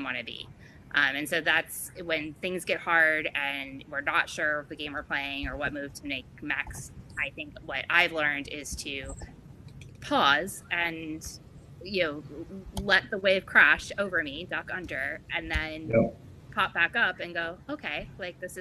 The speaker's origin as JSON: {"language": "English", "region": "East Coast", "country": "United States", "tie": "born or raised there", "lives_now": "Florida, United States", "said": "I grew up on the East Coast"}